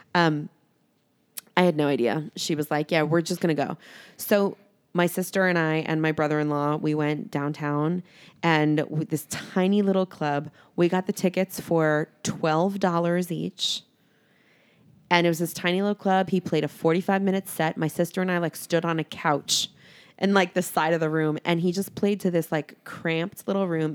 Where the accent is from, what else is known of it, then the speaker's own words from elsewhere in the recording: New York, United States; moved away; I am from New York. I go home to New York quite often